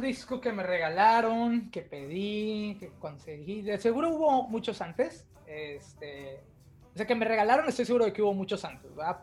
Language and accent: Spanish; Tampico, Tamaulipas, Mexico; moved away as an adult; now in Ontario, Canada; los dos somos de Tampico, ahí crecimos, ahí vivimos gran parte de nuestras vidas